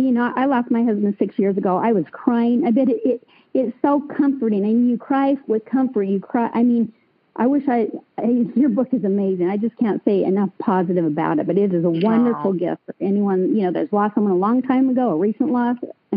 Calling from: Utah, United States; I'm from Utah.

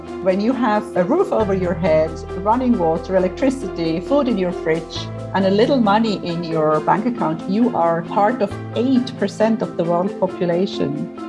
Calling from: Cyprus; I am in Cyprus where it's still about, 40 degrees.

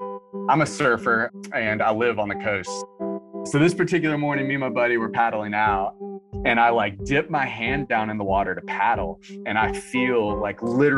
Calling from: Wilmington, North Carolina, United States; I'm calling from Wilmington, North Carolina.

